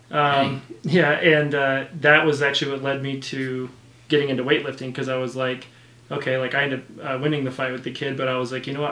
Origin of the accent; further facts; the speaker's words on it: Utah, United States; growing up in Utah, non-LDS